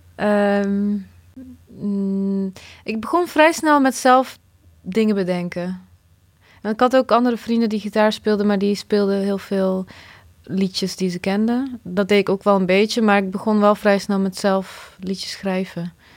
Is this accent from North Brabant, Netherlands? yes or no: no; Nijmegen, Gelderland, Netherlands; born or raised there; also born or lived in Bosnia / Croatia